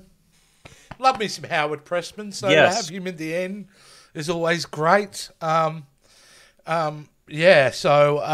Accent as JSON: {"language": "English", "country": "Australia", "said": "I'm an Aussie"}